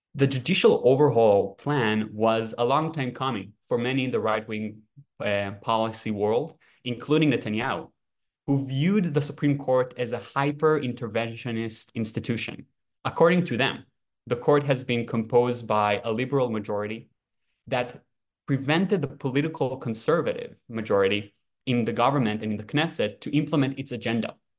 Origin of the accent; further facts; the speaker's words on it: Jerusalem, Jerusalem District, Israel; now in Washington DC, United States; I'm originally from Jerusalem, Israel